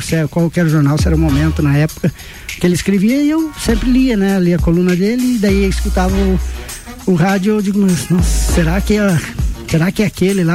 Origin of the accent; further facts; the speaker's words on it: Campo Belo do Sul, Santa Catarina, Brazil; Sou natural de Campo Belo do Sul